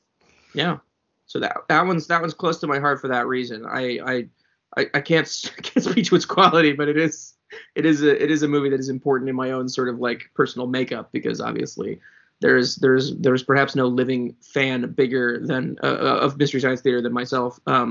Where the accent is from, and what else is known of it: Doylestown, Pennsylvania, United States; born or raised there